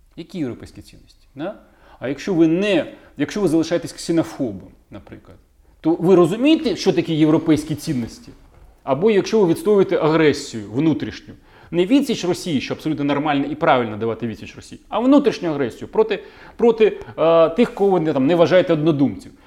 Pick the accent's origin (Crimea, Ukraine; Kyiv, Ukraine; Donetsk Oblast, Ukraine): Kyiv, Ukraine; мій рідний Київ